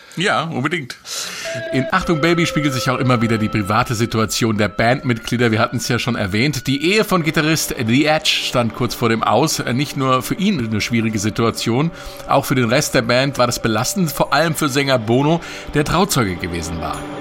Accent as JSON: {"language": "German", "region": "West Germany", "country": "Germany", "said": "für mich als Wessi-Radioanfänger"}